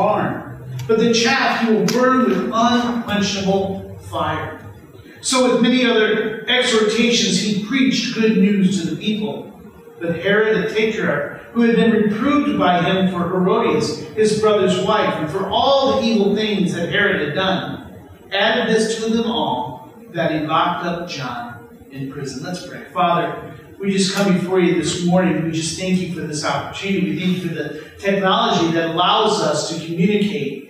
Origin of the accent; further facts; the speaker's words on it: Illinois, United States; growing up in Illinois, I was a big Chicago Bulls fan